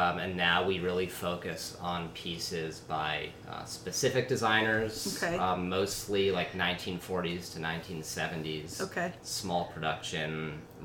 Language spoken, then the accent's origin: English; East Coast, United States; moved away as an adult; now in San Diego, United States; we're from the East Coast. We both just moved to San Diego.